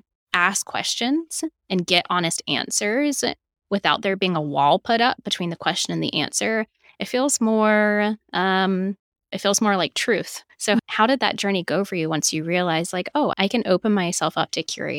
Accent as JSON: {"language": "English", "region": "North Carolina", "country": "United States", "tie": "born or raised there", "said": "something that I know that I never experienced as a kid growing up in North Carolina as well, in a Southern Baptist church"}